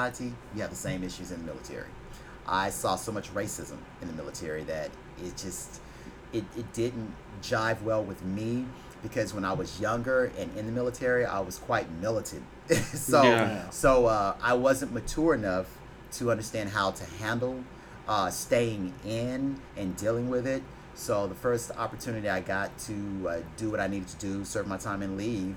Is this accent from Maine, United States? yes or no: no; Fort Worth, Texas, United States; moved away as an adult; now in Houston, United States; I'm born and raised from Fort Worth, Texas.